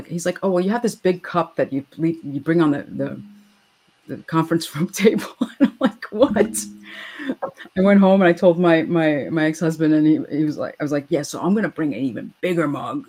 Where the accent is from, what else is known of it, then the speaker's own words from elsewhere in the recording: New York, United States; So I'm a New Yorker.